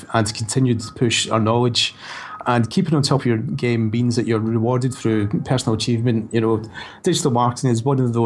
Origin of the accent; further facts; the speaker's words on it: Scotland, United Kingdom; now in Brighton, United Kingdom; my family back in Scotland